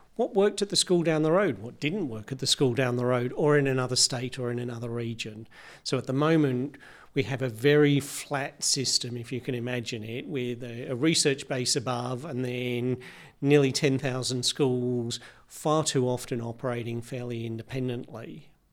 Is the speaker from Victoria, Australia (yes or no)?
yes; Victoria, Australia; in Victoria, my home state